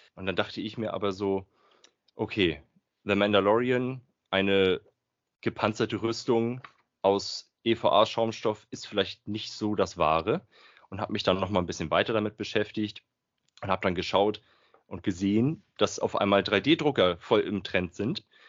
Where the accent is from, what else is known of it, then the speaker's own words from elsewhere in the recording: Flensburg, Schleswig-Holstein, Germany; ich komme aus Flensburg. Ganz oben aus dem Norden des Nordens.